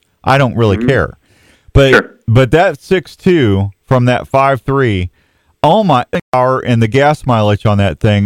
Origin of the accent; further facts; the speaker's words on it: Washington, Missouri, United States; moved away as an adult; now in Iowa, United States; I went to high school in Missouri, Chuck. I moved up to Iowa 19 years ago. Yep, I'm actually from Washington, Missouri